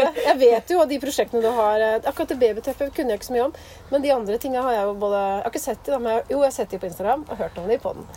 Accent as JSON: {"language": "Norwegian", "town": "Skien", "region": "Telemark", "country": "Norway", "also_born_or_lived": "Bø", "moved": "as an adult", "lives_now": "Nordmøre, Norway", "said": "jeg er jo fra Skien. Og så studerte jeg opp i Bø, så flytta jeg til Nordmøre. Så det er jo der jeg hører hjemme nå"}